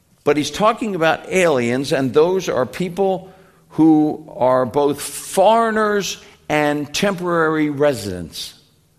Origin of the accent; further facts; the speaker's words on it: Philadelphia, Pennsylvania, United States; also born or lived in Western Canada; I was born here, but then my family moved up to Canada, Western Canada, and then we were raised in Western Canada. And after 5 years of the beginning of my life, we moved back to Philadelphia, and then we stayed.